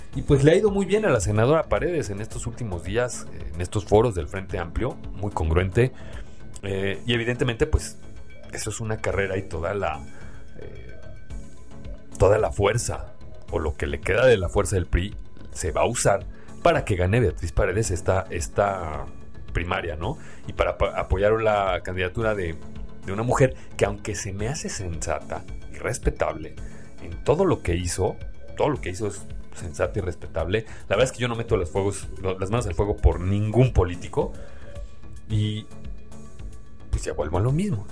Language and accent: Spanish; Mexico; somos los mexicanos